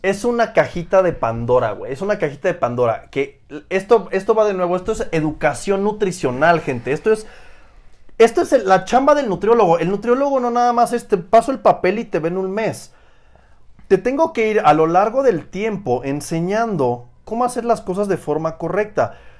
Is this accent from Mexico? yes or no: yes; Oaxaca, Mexico; yo soy de Oaxaca